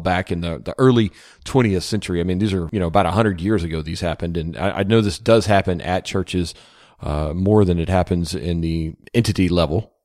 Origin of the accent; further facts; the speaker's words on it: Louisiana, United States; moved away; Bossier City, Louisiana, my home state